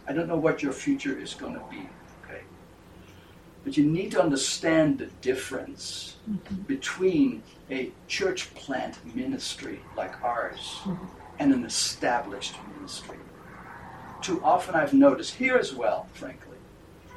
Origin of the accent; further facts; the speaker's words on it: Netherlands; moved away as an adult; also born or lived in Grand Rapids, Michigan, United States; As a young man, I came from the Netherlands and I studied at Calvin College in Grand Rapids, Michigan